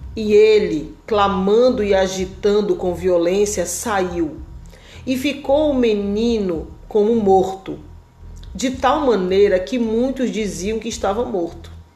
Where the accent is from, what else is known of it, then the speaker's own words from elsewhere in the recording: Belém, Pará, Brazil; now in Santa Catarina, Brazil; eu sou de Belém, eu morava em Belém. E hoje eu moro aqui no sul do Brasil, moro aqui